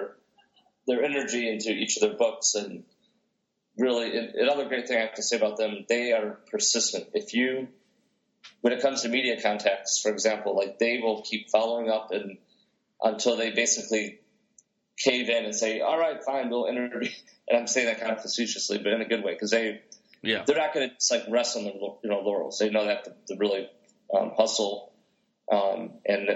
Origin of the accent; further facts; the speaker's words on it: outside Detroit, Michigan, United States; growing up outside Detroit with the techno music